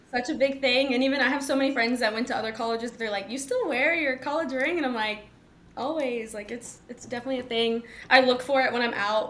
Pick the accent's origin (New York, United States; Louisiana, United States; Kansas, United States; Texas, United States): Texas, United States; Mansfield; I'm from Mansfield, Texas